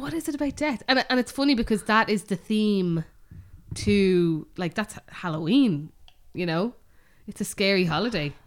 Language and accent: English; Bray, Leinster, Ireland; we grew up in Bray.